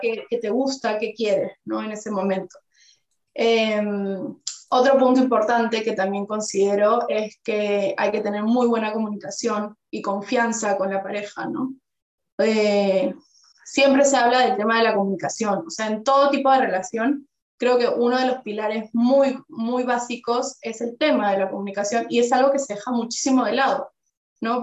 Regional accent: Peru; now in Spain; yo que vengo de Perú

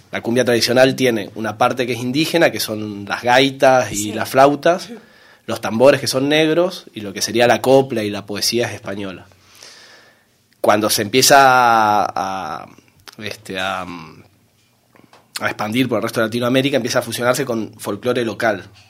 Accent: Corrientes, Argentina; moved away as an adult; now in Valencia, Spain; vengo del noreste de Argentina, de una ciudad que se llama Corrientes

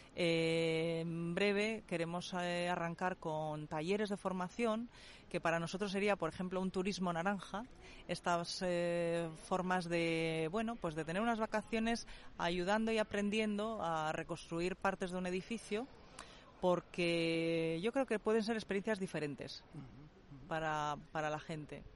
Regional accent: Tierra de Campos, Castile and León, Spain

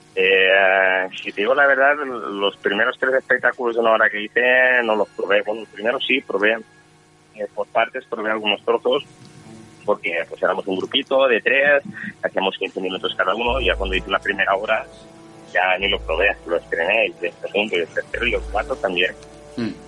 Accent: Valencian Community, Spain; first language Valencian; Spanish is a second language

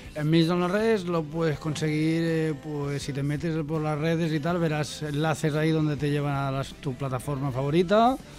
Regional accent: Olot, Catalonia, Spain; mi tierra, Yo soy Dolot.

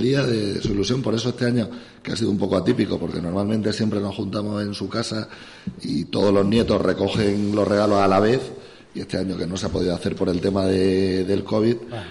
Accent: Navalmoral de la Mata, Extremadura, Spain; moved away; estoy en mi pueblo

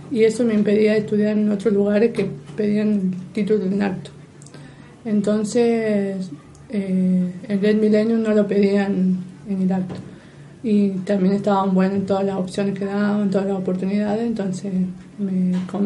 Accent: Argentina; que era lo importante que era con un poco más de presión porque somos argentinos.

